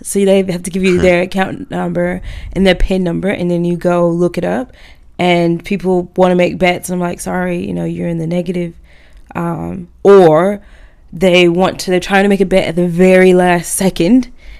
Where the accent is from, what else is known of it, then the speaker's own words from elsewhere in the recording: Australia; now in Auckland, New Zealand; And I'm like, look, I came from Australia. This is my salary here.